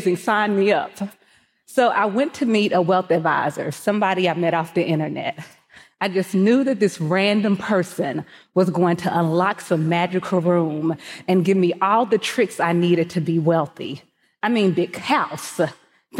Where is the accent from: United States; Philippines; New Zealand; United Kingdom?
United States; Mississippi; Growing up in Mississippi, my family never talked about money.